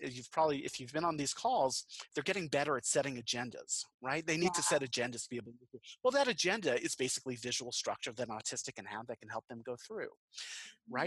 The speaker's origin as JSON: {"language": "English", "area": "Long Island", "region": "New York", "country": "United States", "moved": "yes", "lives_now": "Western North Carolina, United States", "said": "I'm from Long Island originally in New York"}